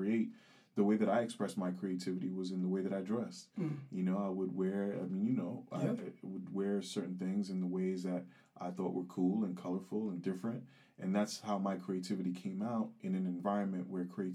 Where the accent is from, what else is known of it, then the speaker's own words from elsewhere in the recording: United States; also born or lived in Geneva, Switzerland; I'm American